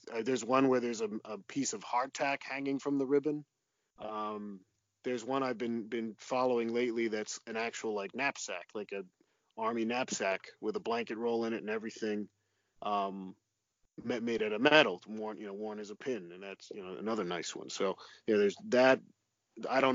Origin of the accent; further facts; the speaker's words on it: New Jersey, United States; my home state of New Jersey